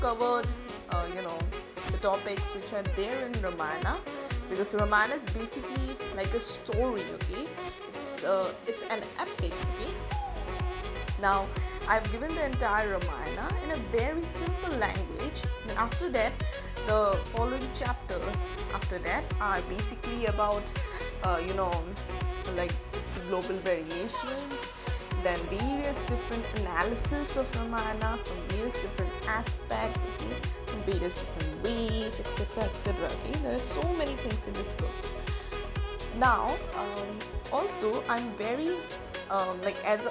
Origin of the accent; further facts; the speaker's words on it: India; as an Indian